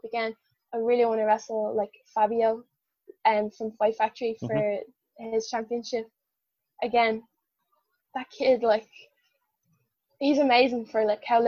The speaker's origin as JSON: {"language": "English", "country": "Ireland", "said": "I'm Irish, I'm the Irish unicorn"}